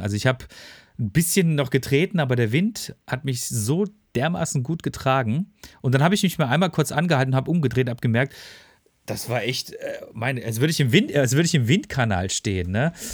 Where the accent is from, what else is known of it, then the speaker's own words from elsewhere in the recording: Freiburg, Baden-Württemberg, Germany; now in Ruhr area, Germany; meine Heimatstadt